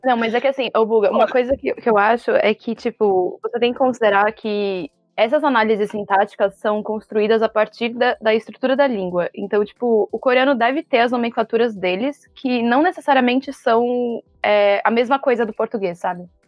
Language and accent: Portuguese; Brazil; para mim, que sou brasileira